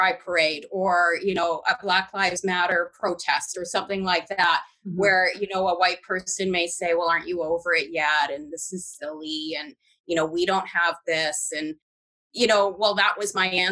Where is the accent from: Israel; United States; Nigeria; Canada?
Canada; I grew up in a British household. I was raised in Canada.